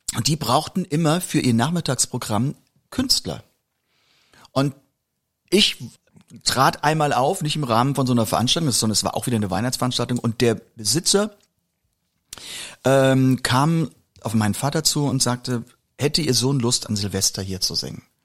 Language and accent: German; a village on the Moselle, Rhineland-Palatinate, Germany; aus dem Dorf, wo ich herkomme